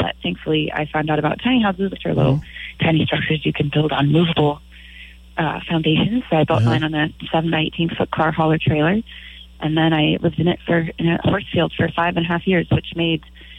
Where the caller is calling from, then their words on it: Moss Beach, California, United States; I'm calling you from Moss Beach right now. That's where I live.